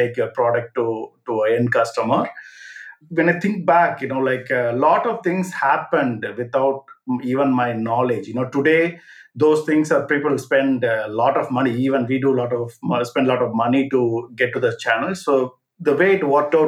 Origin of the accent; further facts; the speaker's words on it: India; moved away as an adult; now in London, United Kingdom; I am originally from India, so I came to London back in 2000